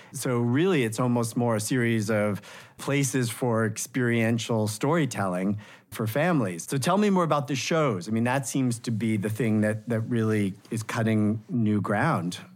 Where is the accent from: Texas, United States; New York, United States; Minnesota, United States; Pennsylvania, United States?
New York, United States; New York City; I grew up in New York City